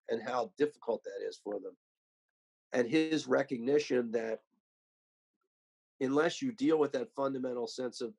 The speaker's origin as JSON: {"language": "English", "region": "Delaware", "country": "United States", "tie": "born or raised there", "said": "my home state"}